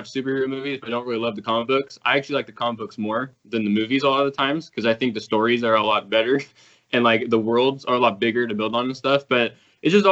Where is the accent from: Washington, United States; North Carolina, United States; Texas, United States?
Washington, United States; I'm from Washington State in the U.S.